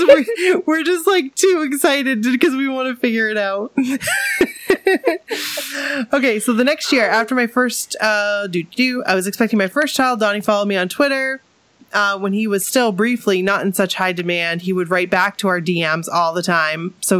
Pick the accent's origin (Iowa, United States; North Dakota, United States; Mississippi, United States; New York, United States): New York, United States; also born or lived in Germany; because they were in New York, my home state, a lot. But yet, so far, because I was in Germany until further notice.